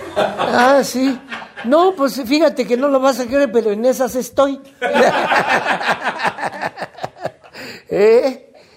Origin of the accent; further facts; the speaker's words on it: Carrizal, Veracruz, Mexico; en Carrizal Carrizal, Veracruz, que es mi pueblo de mm. origen